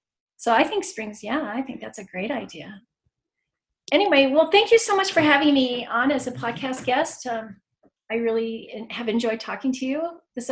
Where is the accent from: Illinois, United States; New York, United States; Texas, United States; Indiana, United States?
Illinois, United States; Chicago; now in Utah, United States; I grew up in the Chicago area